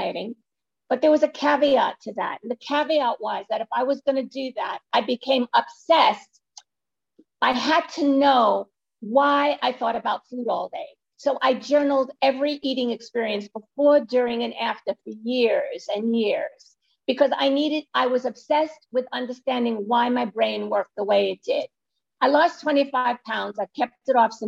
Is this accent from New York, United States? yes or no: yes; New York City, New York, United States; I live in New York City, not far from the Empire State Building. And I was born in Brooklyn